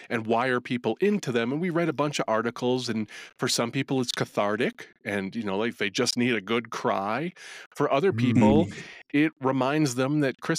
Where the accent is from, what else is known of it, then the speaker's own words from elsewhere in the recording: New England, United States; I'm from New England